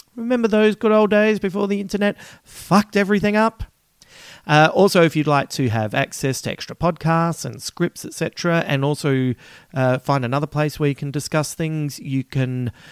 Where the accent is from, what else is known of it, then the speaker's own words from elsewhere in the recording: Australia; accent: Aussie; my Aussie accent